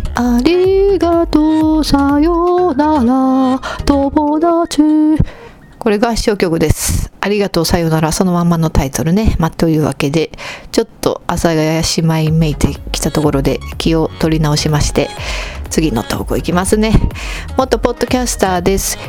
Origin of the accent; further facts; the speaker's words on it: Kansai, Japan; 私たち関西の人